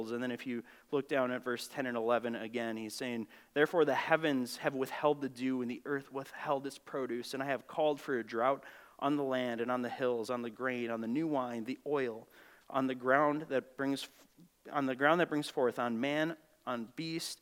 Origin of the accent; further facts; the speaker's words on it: Grand Marais, Minnesota, United States; I grew up in Grand Marais, Minnesota